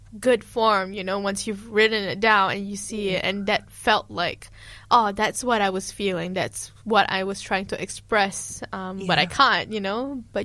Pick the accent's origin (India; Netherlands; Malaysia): Malaysia; now in New Zealand; I'm trying to reconnect with my Malay culture as well. I feel like when I came to New Zealand and I'm struggling with belonging, I try to grasp to be more Kiwi than I am. But I kind of miss my Malay side, especially with 3 years of not being home.